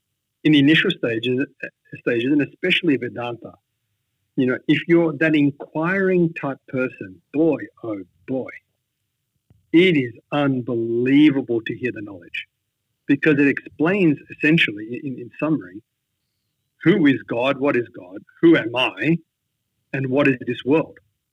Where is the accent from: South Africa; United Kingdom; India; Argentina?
India; I came from Catholic background. So even though I'm Indian, every part of me looks, I was not Indian in my mindset. I was Western in my mindset.